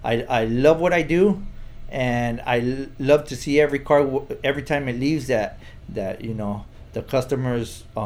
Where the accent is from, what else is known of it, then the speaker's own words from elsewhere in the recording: San Diego, California, United States; now in Tijuana, Mexico; I was born here in Tijuana. But 3 days of being born, I was taken to the U.S. You know what I mean? So I was raised practically all my life in San Diego.